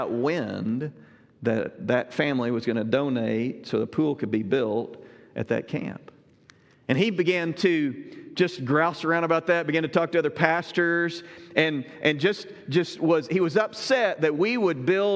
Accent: Southern Illinois, United States; moved away; also born or lived in Southwest Ohio; I grew up in Southern Illinois, you know, served in Southwest Ohio as well

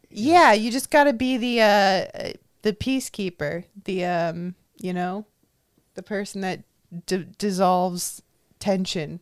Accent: Orange County, California, United States; Nobody ever thinks I'm from Orange County. No one ever thinks I'm from here.

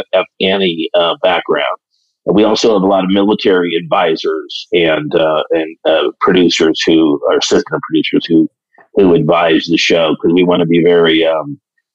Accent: South Bend, Indiana, United States; Well, I grew up in South Bend, Indiana, so I'm a Midwest boy

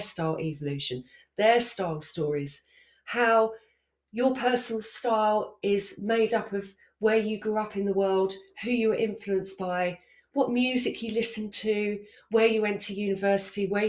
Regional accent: Essex, East of England, United Kingdom; I grew up in Essex.

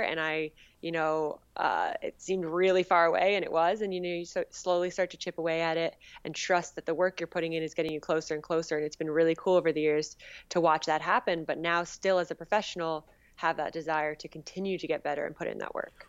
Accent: Northern New Jersey, United States; Northern New Jersey

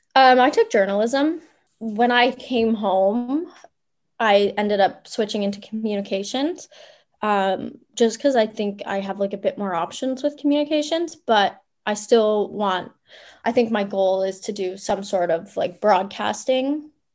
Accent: Ottawa, Ontario, Canada; moved away as an adult; also born or lived in Memphis; now in Akureyri, Iceland; I grew up in Orleans. Um, went to high school in Orleans

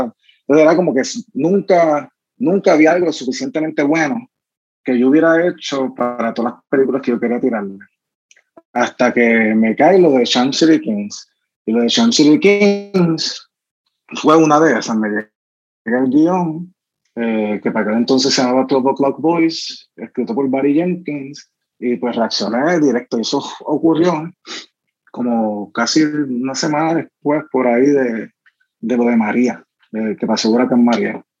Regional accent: Caguas, Puerto Rico; era ese chamaquito corriendo en Bairoa, sí, esos son mis amigos eh, de Santurce

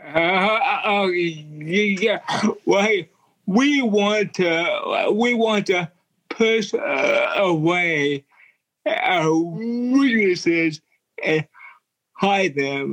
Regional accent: Yukon, Oklahoma, United States; also born or lived in Dallas, Texas; now in Hollywood, United States; I am from a suburb of Oklahoma City called Yukon

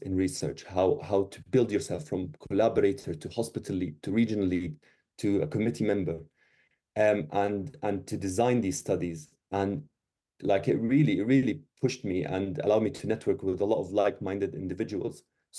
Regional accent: Syria; English is a second language; moved away; I came from Syria about like 10 years ago, and like very little English

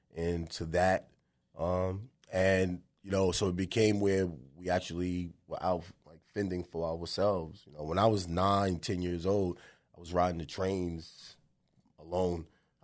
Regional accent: Bronx, New York, United States; And so we grew up in the Bronx. That's where it started for me.

